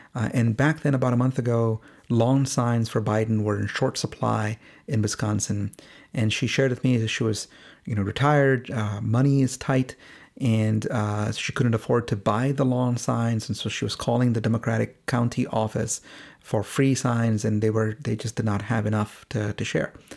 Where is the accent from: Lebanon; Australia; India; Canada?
India; moved away; both of us are from India. We're both Indian origin immigrants